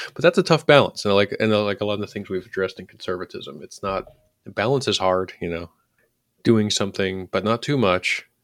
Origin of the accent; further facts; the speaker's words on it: Philadelphia, Pennsylvania, United States; when I was growing up in Northeast Philadelphia